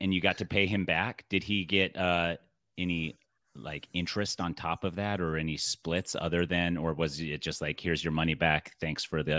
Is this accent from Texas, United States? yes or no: no; Utah, United States; I'm from Utah originally.